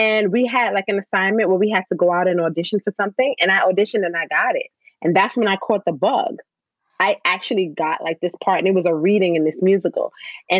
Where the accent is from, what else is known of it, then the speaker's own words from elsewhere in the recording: New York City, New York, United States; I grew up in the Bronx